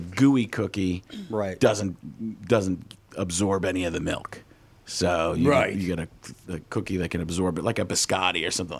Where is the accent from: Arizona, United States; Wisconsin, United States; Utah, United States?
Wisconsin, United States; Milwaukee; also born or lived in Chicago; Yeah, originally born in Chicago, but grew up in Milwaukee.